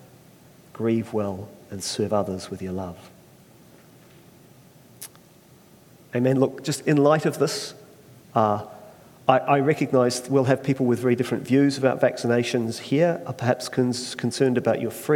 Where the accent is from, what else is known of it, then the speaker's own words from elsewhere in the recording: Christchurch, Canterbury, New Zealand; also born or lived in Australia; we moved to Christchurch about the age 7.